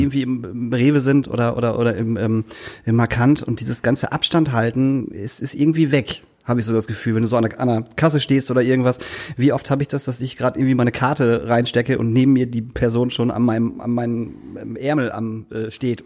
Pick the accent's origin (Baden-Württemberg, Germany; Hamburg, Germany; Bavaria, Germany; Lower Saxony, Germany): Lower Saxony, Germany; Lingen; ich komme aus Lingen